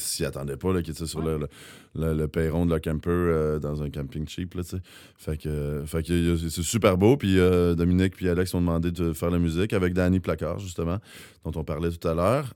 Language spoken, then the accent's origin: French; Rouyn-Noranda, Quebec, Canada; quand on vient de Rouen